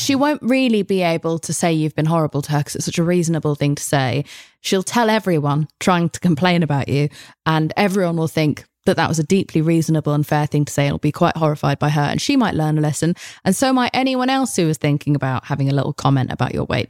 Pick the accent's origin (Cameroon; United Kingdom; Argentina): United Kingdom; I'm British.